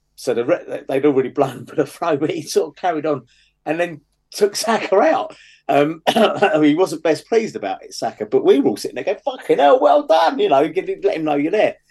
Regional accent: London, United Kingdom; I come from the West London Hayes area

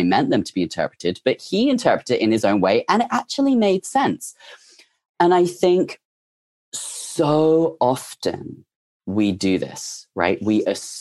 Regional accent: England, United Kingdom; moved away as an adult; now in United States; I'm English. I had just moved to the USA.

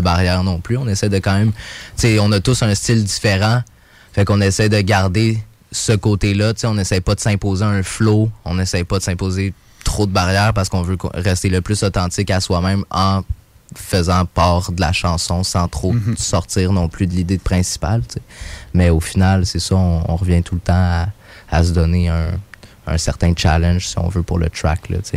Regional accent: Mont-Saint-Hilaire, Quebec, Canada; moved away as an adult; now in Montreal, Canada; j'ai grandi à Mont-Saint-Hilaire, j'ai passé toute mon adolescence là

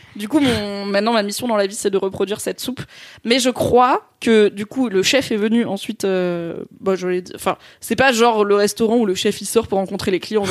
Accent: south-east France, France; moved away; notamment du sud-est, puisque c'est là où j'ai grandi

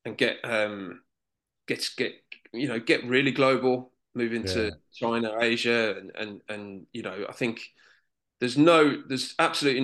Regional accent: Birmingham, West Midlands, United Kingdom; I was born in Moseley, grew up in first Quinton, and then we moved to Bartley Green

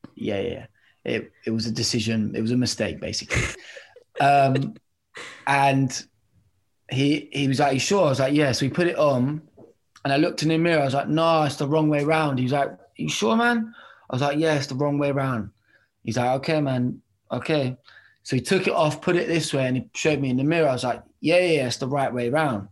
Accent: Bedford, East of England, United Kingdom; I am from Bedford

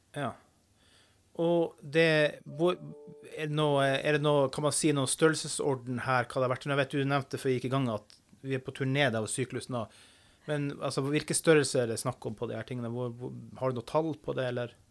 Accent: Finnmark, Norway; jeg er fra Finnmark.

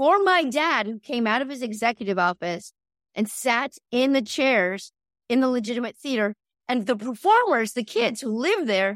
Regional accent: Las Vegas, Nevada, United States; I was born and raised in Las Vegas, Nevada.

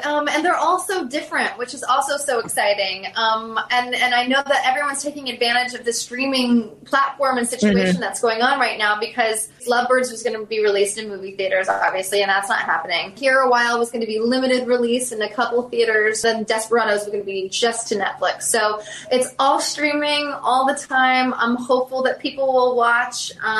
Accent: Southern US, United States; Like Gone with the Wind was a huge one. I'm from the South.

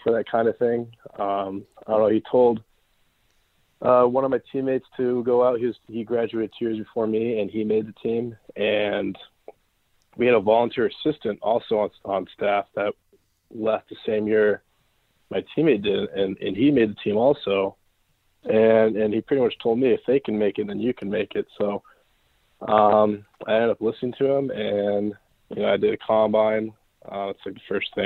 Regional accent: Newport Beach, California, United States; also born or lived in Lake Placid, New York; I'm from Newport Beach, California

